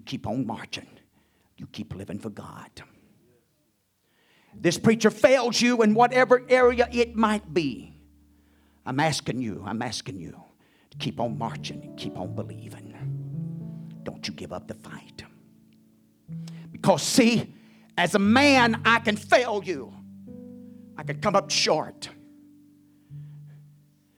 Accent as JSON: {"language": "English", "country": "United States", "said": "I'd rather be an American than anything else"}